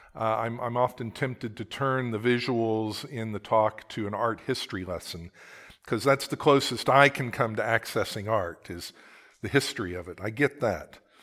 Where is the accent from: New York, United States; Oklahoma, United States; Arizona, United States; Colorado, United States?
Oklahoma, United States; I am from Oklahoma